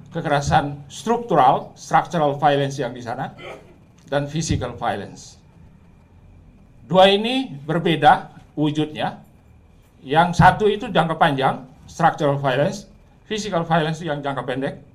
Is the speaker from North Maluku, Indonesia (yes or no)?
yes; Ternate, North Maluku, Indonesia; Di kota saya di Ternate sana di ujung sana itu kalau saudara pergi ke Universitas Hairun, itu muslim sampai 98 persen.